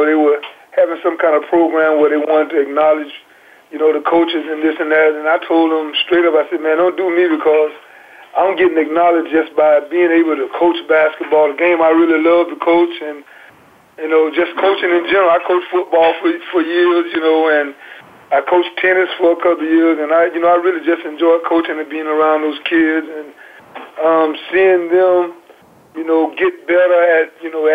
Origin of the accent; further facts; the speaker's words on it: Hastings, Florida, United States; I'm from Hastings